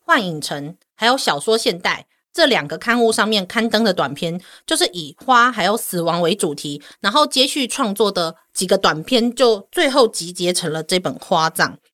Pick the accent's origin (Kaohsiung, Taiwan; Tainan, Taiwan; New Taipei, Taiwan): Kaohsiung, Taiwan; 我是高雄人